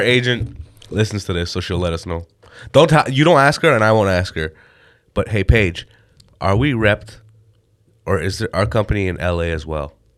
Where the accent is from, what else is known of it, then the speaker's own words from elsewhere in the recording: Canada; I'm an Indian guy, born and raised in Canada